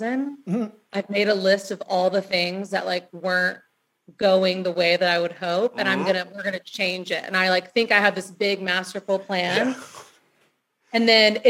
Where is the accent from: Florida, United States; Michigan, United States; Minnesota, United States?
Florida, United States; Destin; moved away; I'm from Destin, Florida